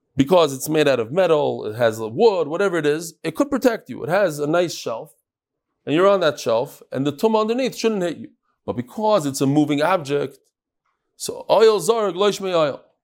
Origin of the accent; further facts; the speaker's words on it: United States; also born or lived in New York; I'm American